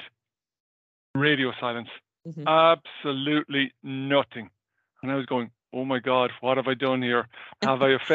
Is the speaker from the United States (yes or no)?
no; Ireland; as an Irish person, I would kind of talk relatively fast